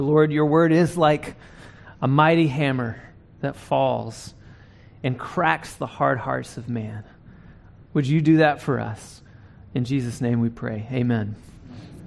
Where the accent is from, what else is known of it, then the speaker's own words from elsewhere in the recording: North Carolina, United States; now in Dallas, United States; I'm from North Carolina